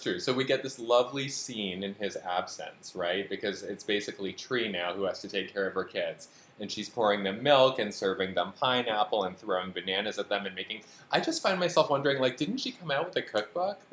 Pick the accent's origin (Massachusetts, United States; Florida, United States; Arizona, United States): Massachusetts, United States; Western; I'm from Western Massachusetts